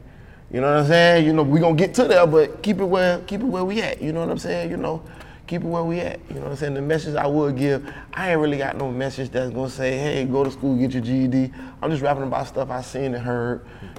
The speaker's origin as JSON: {"language": "English", "town": "Kansas City", "region": "Missouri", "country": "United States", "said": "I'm from Kansas City."}